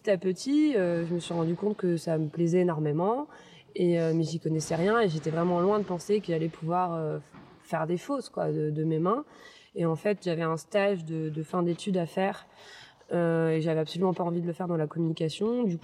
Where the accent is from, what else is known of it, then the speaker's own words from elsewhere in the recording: Toulouse, Occitania, France; also born or lived in Versailles / Saint-Cloud; je suis née à Versailles. J'ai vécu jusqu'à mes 1 an à Saint-Cloud. non, jusqu'à mes 6 ans même à Saint-Cloud. Puis après, mon père été muté à Toulouse, donc j'ai grandi à Toulouse.